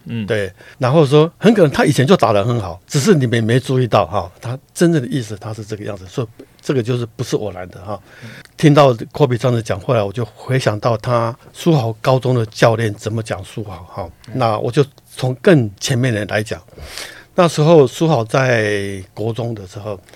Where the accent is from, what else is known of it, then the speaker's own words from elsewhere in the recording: Taiwan; moved away as an adult; also born or lived in United States; 苏伟回到我的故乡，台湾打直篮